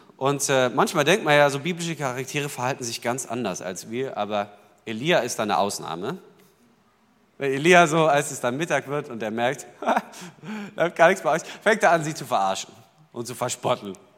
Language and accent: German; Berlin, Germany; ich kam dahin als Berliner sozusagen sprachfremd und sachfremd